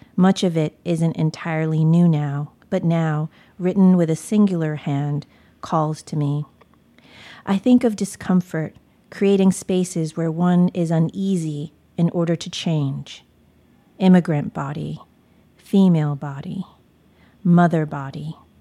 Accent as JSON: {"language": "English", "country": "United States", "tie": "born or raised there", "said": "I was born in America"}